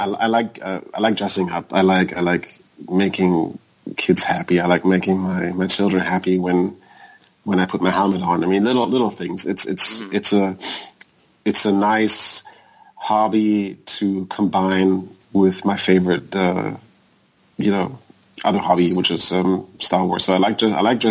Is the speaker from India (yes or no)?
no; Germany; moved away as an adult; now in United States; I was born in Germany. I moved to the U.S. 10 years ago.